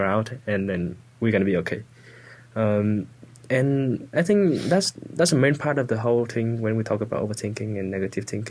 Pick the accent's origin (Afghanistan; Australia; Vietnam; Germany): Vietnam; English is a second language; moved away as an adult; I'm from a small village, very small village